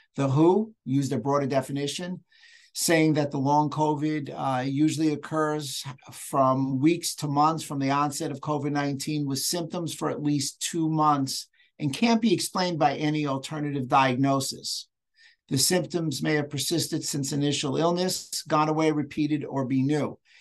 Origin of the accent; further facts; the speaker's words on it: New York, United States; accent: New York; I'm from New York if anybody noticed with the little accent